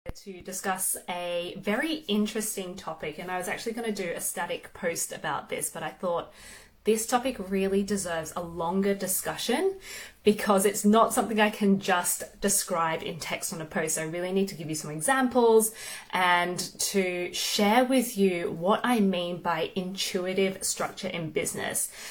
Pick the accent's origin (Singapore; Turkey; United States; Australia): Australia; Melbourne, Victoria; now in United Kingdom; I'm from Melbourne, Australia